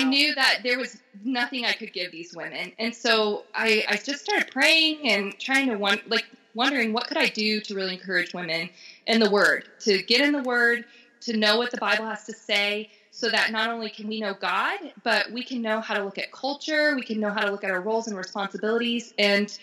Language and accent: English; Florida, United States; moved away as an adult; now in Denver, United States; I'm from Florida